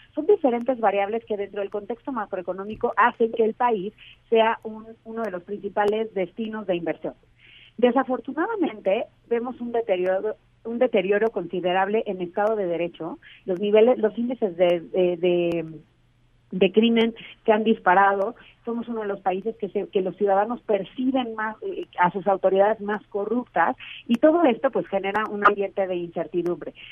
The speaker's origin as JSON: {"language": "Spanish", "country": "Mexico"}